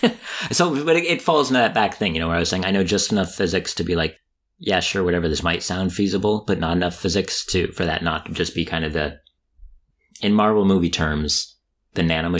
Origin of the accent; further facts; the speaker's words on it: United States; my exposure to it as an American